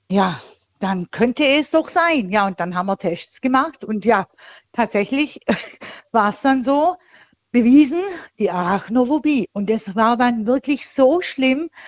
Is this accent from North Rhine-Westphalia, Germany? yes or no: no; Tuttlingen, Baden-Württemberg, Germany; bei, bei Tuttlingen in da, der Nähe